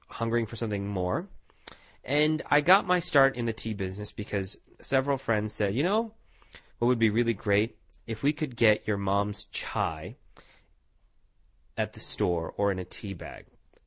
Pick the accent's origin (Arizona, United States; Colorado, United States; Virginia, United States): Arizona, United States; Tucson; also born or lived in India / New York City; when I was 9, we moved to sunny Tucson, Arizona, where my parents decided to purchase a motel in Tucson, and started running their own business. We have stayed here ever since. I'm still here, some 30 years later. And we've done very, very well here. I grew up here.